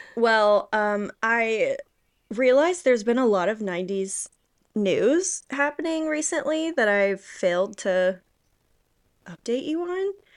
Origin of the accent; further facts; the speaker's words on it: the South, United States; I grew up in the South